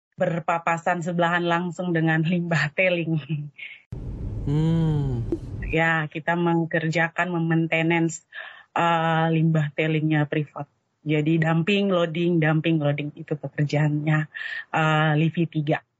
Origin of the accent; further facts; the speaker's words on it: Papua, Indonesia; kami Papua ada kuota Papua untuk Petrosi kami di Timika